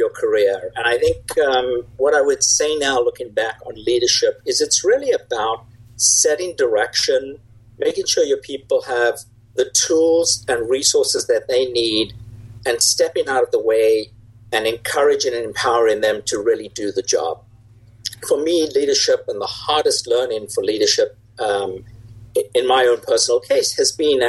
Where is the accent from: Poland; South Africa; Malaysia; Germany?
South Africa; moved away as an adult; now in United States; I grew up in South Africa, which is where the accent is from